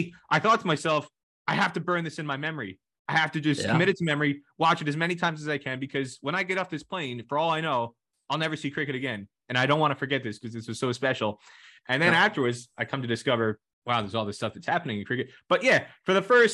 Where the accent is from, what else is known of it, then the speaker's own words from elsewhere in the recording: New Jersey, United States; growing up in New Jersey